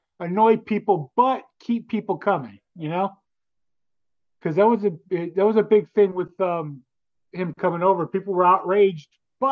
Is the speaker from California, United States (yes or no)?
yes; Hawthorne, California, United States; I'm coming to my hometown of Hawthorne, California